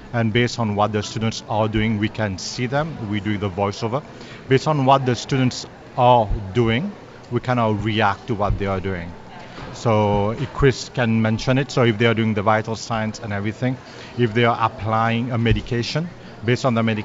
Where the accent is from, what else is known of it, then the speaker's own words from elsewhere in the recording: Montreal, Quebec, Canada; moved away as an adult; now in Hamilton, Canada; originally I'm from Montreal, moved here 2 years ago